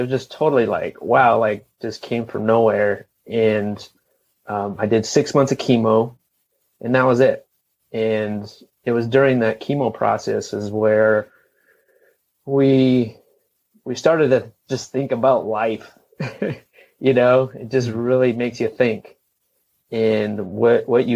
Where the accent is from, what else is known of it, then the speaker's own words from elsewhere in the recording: Los Angeles, California, United States; moved away as an adult; now in Asheville, United States; we are from the Los Angeles area. And born and raised in that area, never lived anywhere else